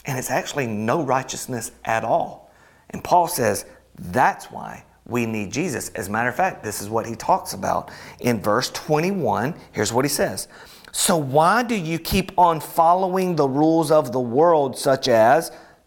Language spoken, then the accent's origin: English; Alabama, United States; I'm from Alabama